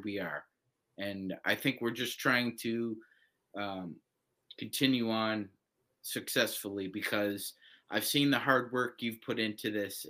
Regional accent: Canada; I'm a guy from Canada

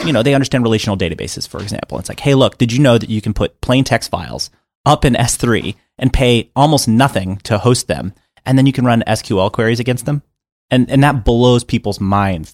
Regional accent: Miami, Florida, United States; also born or lived in Atlanta; now in Los Angeles, United States; I was growing up in Miami, Florida.

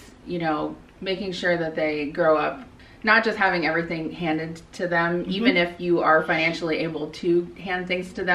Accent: Midwest, United States; I grew up in the Midwest

